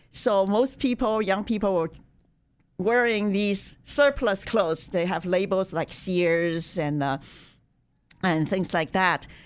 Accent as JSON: {"language": "English", "country": "China", "tie": "born or raised there", "moved": "as an adult", "lives_now": "United States", "said": "I was born in China in nineteen fifty-eight."}